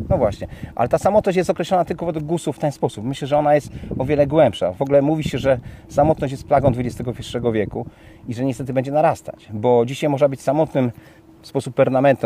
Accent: Kołobrzeg, West Pomeranian Voivodeship, Poland; mój rodziny Kołbrzeg, bo pochodzę z Kołbrzegu

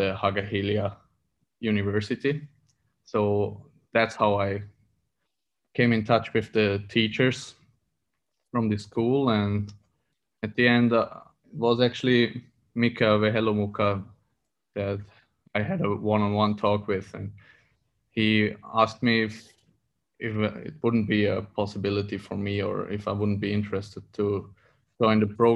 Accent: Feldkirch, Vorarlberg, Austria; moved away as an adult; now in Finland; I grew up in Austria, in Feldkirch, a little town in the west of Austria, where I spent my youth and childhood playing ice hockey

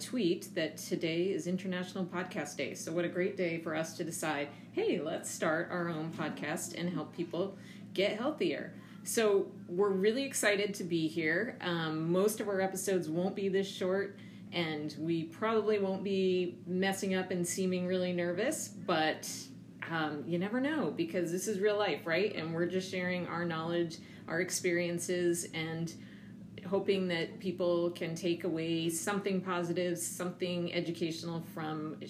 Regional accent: Connecticut, United States; also born or lived in Massachusetts; I was raised in Connecticut, like I mentioned, and went to undergrad in Massachusetts

